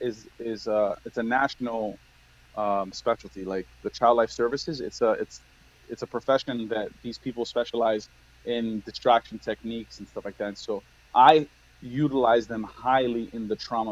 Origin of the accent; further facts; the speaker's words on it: Miami, Florida, United States; also born or lived in New York; I grew up in Miami